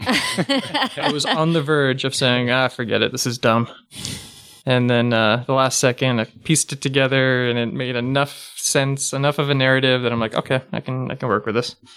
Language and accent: English; Pasadena, California, United States; also born or lived in San Francisco / Los Angeles; I actually grew up in, uh, Pasadena